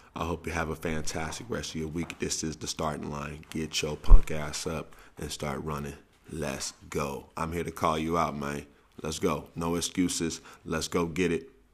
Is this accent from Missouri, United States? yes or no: yes; St. Louis, Missouri, United States; I'm from Saint Louis, where the nicknames come readily